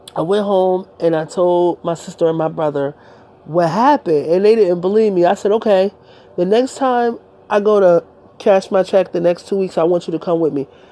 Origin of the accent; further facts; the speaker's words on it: Delaware, United States; I'm from Delaware